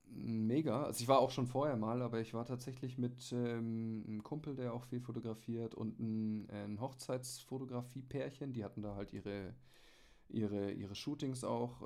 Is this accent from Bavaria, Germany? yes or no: yes; Munich, Bavaria, Germany; ich komme aus München